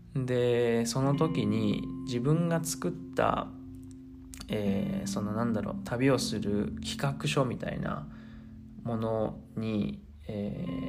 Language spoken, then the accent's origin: Japanese; Tokyo, Japan; moved away as an adult; now in Argentina; 東京都出身の27歳